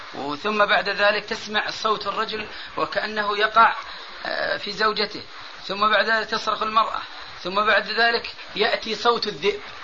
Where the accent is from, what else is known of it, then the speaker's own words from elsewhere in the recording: Saudi Arabia; عندنا في السعودية